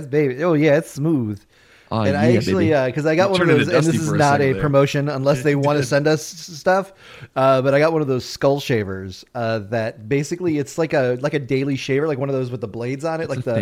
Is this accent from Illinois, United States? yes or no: yes; Chicago, Illinois, United States; moved away; Because I grew up in Chicago.